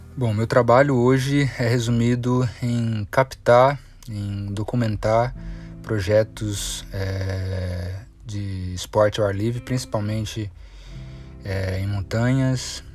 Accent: Brazil; cresci aqui na Serra da Mantiqueira

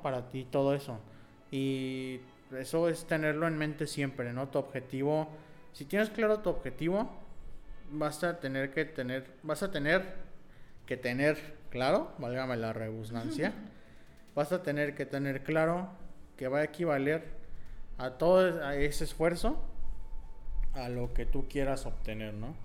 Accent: Nuevo León, Mexico; Nosotros eh, somos de Nuevo León.

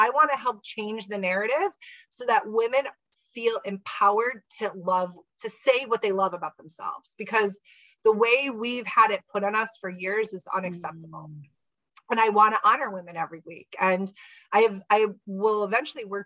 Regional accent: United States; I'm American. I apologize. I don't speak French

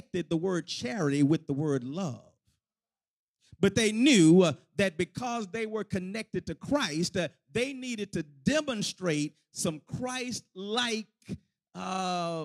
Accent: Houston, Texas, United States; when I was a kid growing up in the Pure Light Missionary Baptist Church of the Fifth Ward section of Houston, Texas

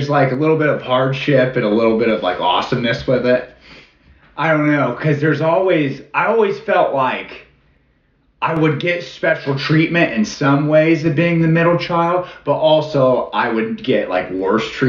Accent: Kokomo, Indiana, United States; moved away as an adult; I am from Kokomo, Indiana

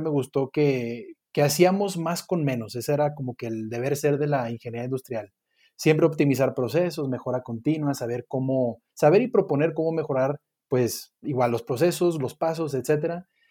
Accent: Monterrey, Nuevo León, Mexico; now in Mexico City, Mexico; igual soy regiomontano

